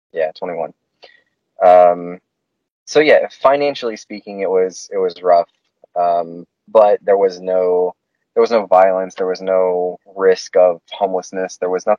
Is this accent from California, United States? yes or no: no; Haines City, Florida, United States; moved away as an adult; also born or lived in Winter Haven, Florida / Auburndale, Florida / Georgia; Was born in Winter Haven, grew up in Haines City, Auburndale